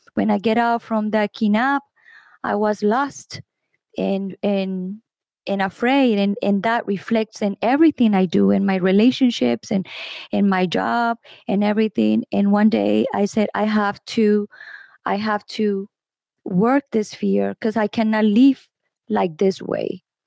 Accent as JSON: {"language": "English", "country": "Colombia", "said": "I am from Colombia."}